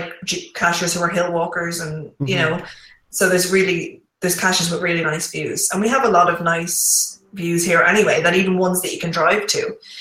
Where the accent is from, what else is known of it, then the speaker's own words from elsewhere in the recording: Ireland; it's in my hometown.